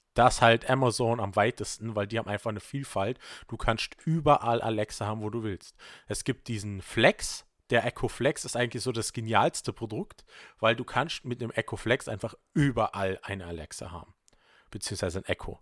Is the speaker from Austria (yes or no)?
yes; Vorarlberg, Austria; bei uns in Vorarlberg gibt es halt leider kein Subway